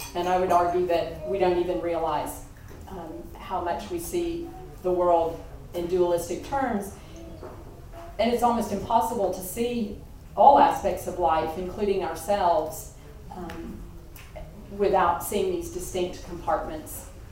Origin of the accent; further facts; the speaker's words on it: Kentucky, United States; moved away; we're from Kentucky